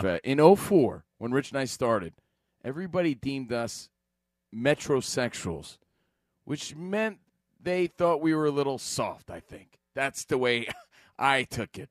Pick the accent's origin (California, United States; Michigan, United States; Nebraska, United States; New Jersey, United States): New Jersey, United States; Union; moved away; live from Union, New Jersey, my hometown